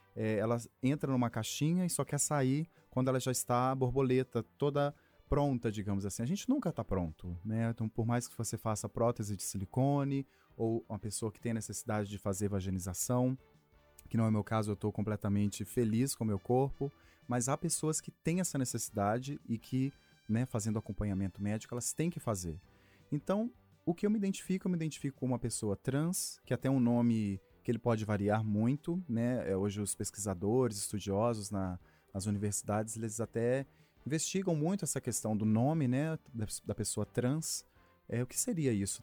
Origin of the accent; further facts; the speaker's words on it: Sabará, Minas Gerais, Brazil; Sou de Sabará, ali no meio da procissão